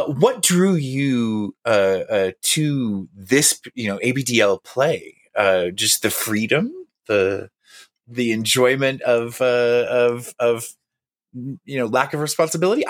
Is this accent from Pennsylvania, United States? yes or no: no; North Central Texas, United States; I am from North Central Texas.